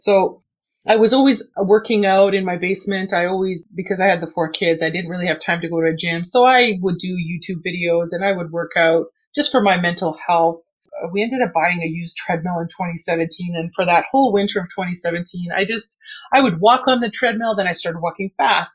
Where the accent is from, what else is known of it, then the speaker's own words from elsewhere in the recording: Canada; English is a second language; I was not born in Canada. I was born in another country and I came here and I didn't speak any English. I was six years old